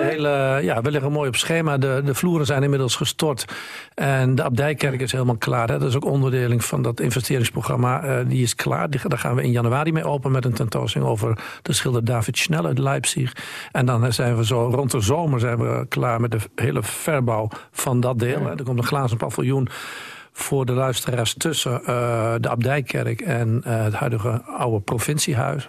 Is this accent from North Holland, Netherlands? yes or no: no; Hoogeveen, Drenthe, Netherlands; de stad waar ik geboren ben.